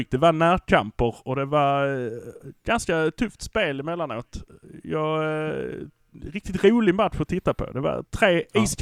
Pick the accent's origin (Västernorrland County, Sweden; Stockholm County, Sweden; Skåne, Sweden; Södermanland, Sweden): Skåne, Sweden; Malmö; vi brukar säga att vi är från Malmö.